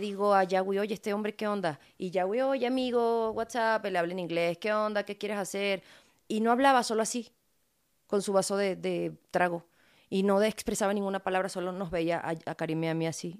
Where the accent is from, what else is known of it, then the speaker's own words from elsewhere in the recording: Venezuela; now in Mexico; a mí me conoce todo el pueblo de donde yo crecí, sí son todos negritos, son mi familia, me crié con ellos